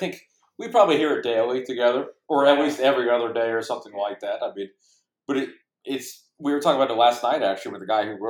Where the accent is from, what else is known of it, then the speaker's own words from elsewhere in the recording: Cincinnati, Ohio, United States; growing up in Cincinnati